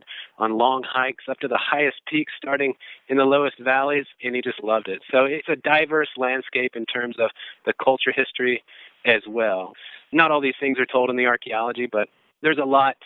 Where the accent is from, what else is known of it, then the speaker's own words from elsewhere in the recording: Western North Carolina, United States; I'm from Western North Carolina